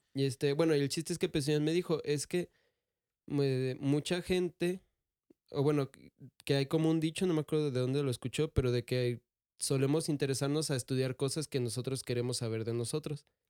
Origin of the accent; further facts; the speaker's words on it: Michoacán, Mexico; nosotros somos de Michoacán